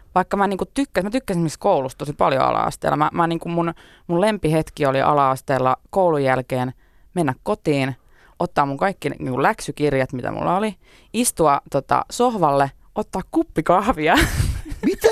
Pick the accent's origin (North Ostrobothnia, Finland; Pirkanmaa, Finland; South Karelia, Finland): Pirkanmaa, Finland; Tampere; moved away as an adult; 21 vuotta ehdin asua niin. Tampereella. Ää, ja tota, se on edelleen rakas kotikaupunki